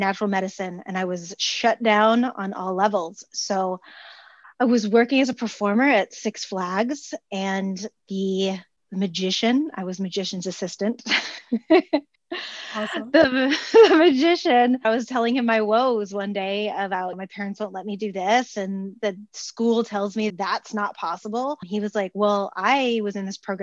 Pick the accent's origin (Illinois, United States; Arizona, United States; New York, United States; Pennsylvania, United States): New York, United States; Glens Falls; moved away as an adult; I'm back in, it's called Glens Falls